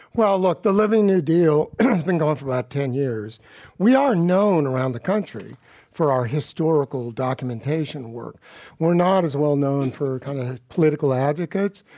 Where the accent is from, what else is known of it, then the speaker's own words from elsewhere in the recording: Palo Alto, California, United States; I grew up in Palo Alto, the gilded ghetto, and nobody I knew went to a private school